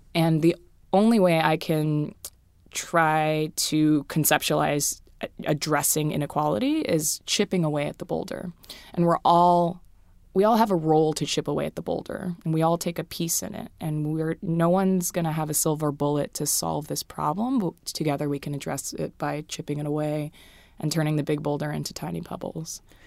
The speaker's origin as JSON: {"language": "English", "region": "Hawaii", "country": "United States", "moved": "yes", "said": "I'm from Hawaii"}